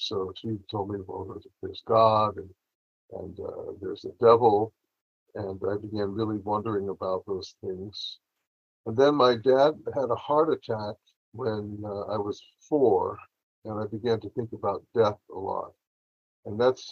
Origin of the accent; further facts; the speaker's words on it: Los Angeles, California, United States; moved away as an adult; also born or lived in Berkeley; I grew up in Los Angeles, which was a great place to grow up back then.